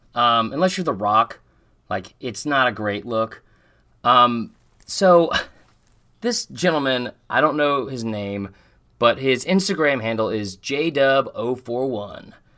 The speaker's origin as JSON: {"language": "English", "town": "Atlanta", "region": "Georgia", "country": "United States", "said": "I'm from Atlanta, and I live, like, right down the street from the Claremont Lounge"}